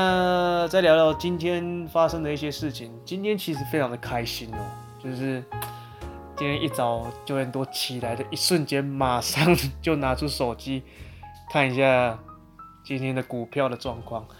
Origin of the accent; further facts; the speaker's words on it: Taichung, Taiwan; moved away as an adult; also born or lived in Kaohsiung; 所以理所当然我在台中。出生的，那一直到我十九岁之前，呃，就是上大学之前，我都是留在台中的，所以就是算算是一个孕育我长大的一个地方这样子。